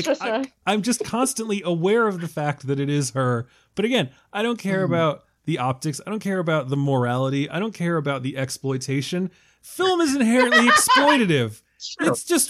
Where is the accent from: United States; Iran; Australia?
United States; Severna Park, Maryland; Severna Park, Maryland.